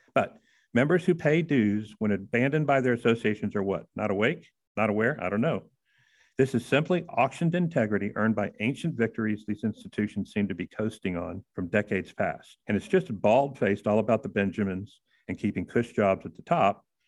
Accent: Houston, Texas, United States; I'm from Houston, Medical City USA

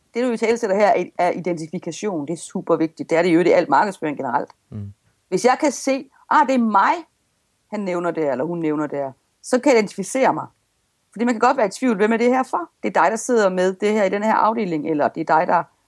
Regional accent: Denmark; accent: Jutlandic; jeg taler jo simpelthen så jysk

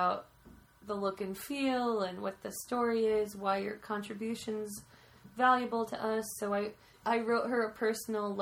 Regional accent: Allendale, United States; growing up in Allendale, after my grandpa died, my mom moved my grandma into the assisted living home in our town in Allendale.

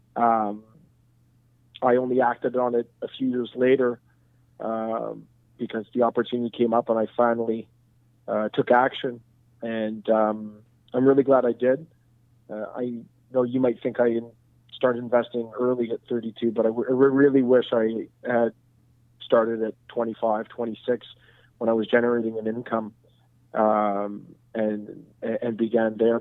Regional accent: Montreal, Quebec, Canada; So I'm born and raised in Montreal.

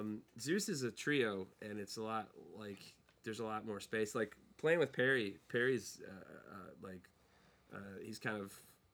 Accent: Ireland; As an Irish person, it's incredibly insulting.

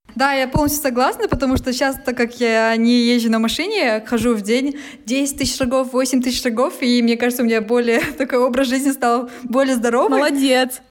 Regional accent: Almaty, Kazakhstan; я коренная алматинка

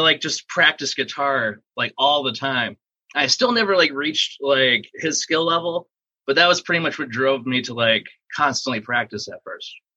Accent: Phoenix, Arizona, United States; also born or lived in Wisconsin Rapids, Wisconsin; I was born in Wisconsin, and then I moved from there when I was six and we moved to Arizona, and I've been here ever since. So I've basically been raised in Phoenix

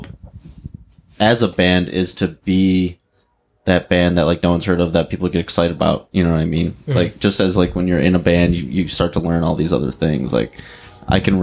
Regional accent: Linden, Michigan, United States; I'm from Linden, which is like Linden Fenton

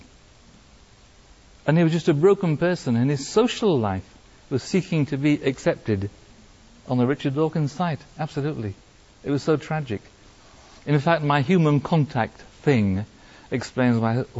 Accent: Wales, United Kingdom; now in France; I'm Welsh in origin

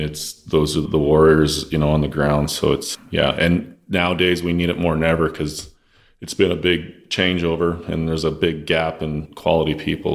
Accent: Lloydminster, Saskatchewan, Canada; So Lloydminster, Saskatchewan is where I'm originally from.

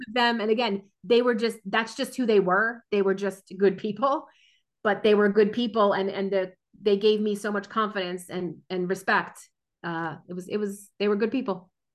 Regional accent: New Jersey, United States; I grew up in New Jersey, born and raised in New Jersey

